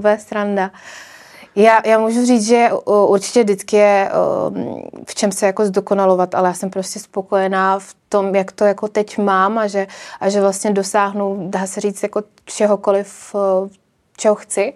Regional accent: Czechia; já si přijdu spíš víc jako Češka

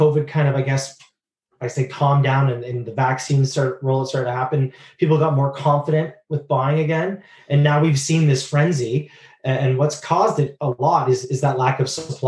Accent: Waterloo, Ontario, Canada; now in north of Toronto, Canada; I am originally from Waterloo, Ontario.

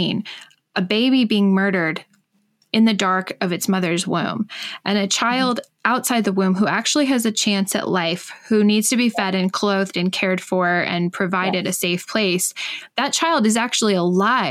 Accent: United States; now in Alberta, Canada; I'm an American, but I do live in Canada. I'm up here in Alberta.

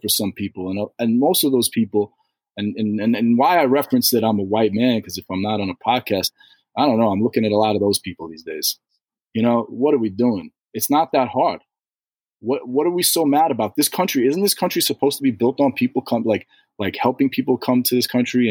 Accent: New York City, New York, United States; I'm from New York City.

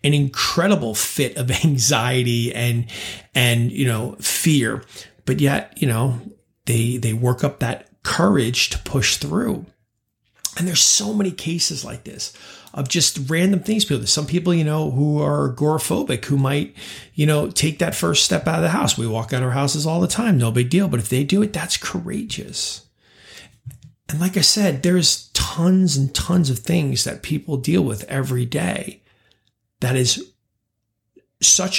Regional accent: New York, United States; also born or lived in California / London; now in Charlotte, United States; I grew up in New York

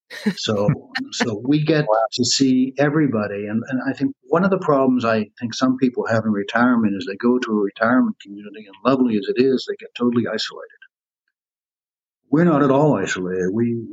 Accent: West Virginia, United States; also born or lived in Bronx, New York; now in Manhattan, United States; I grew up in West Virginia.

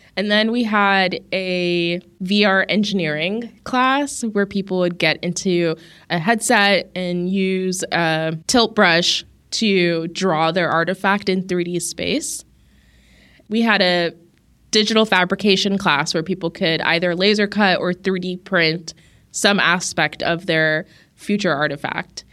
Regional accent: Las Vegas, Nevada, United States; I grew up in Las Vegas to an Ethiopian American family

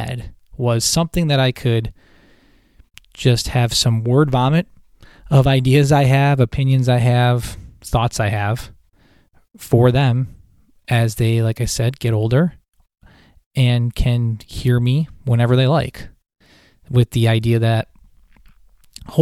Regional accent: Buffalo, New York, United States; now in Syracuse, United States; I'm originally from Buffalo, New York. I now live in Syracuse, New York.

